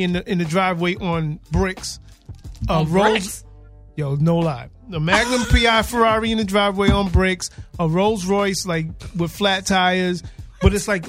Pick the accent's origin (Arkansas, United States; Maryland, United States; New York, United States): New York, United States; New York City; No, I'm from Queens.